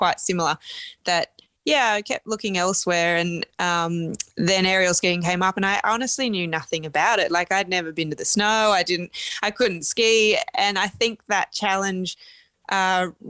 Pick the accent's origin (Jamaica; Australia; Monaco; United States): Australia; Sydney, New South Wales; have the Olympics in my hometown